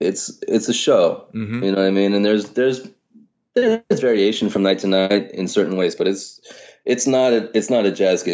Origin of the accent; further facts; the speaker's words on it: New York, United States; I think growing up in New York was amazing for me. Mm-hmm. And I think in a lot of ways it's just being lucky to be born here. You know, I mean, my folks are not from here.